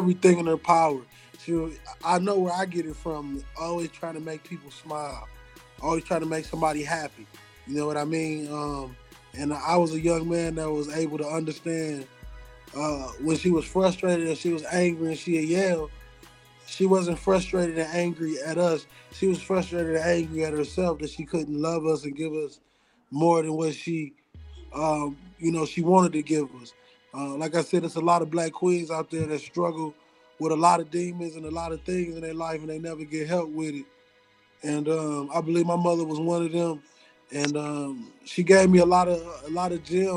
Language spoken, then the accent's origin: English; Pontiac, Michigan, United States; I'm originally from Pontiac, Michigan